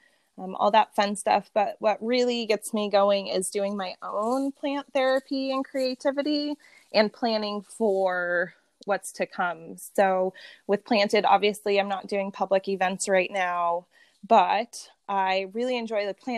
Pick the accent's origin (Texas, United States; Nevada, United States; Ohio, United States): Nevada, United States; Las Vegas; We were all born and raised here in Las Vegas.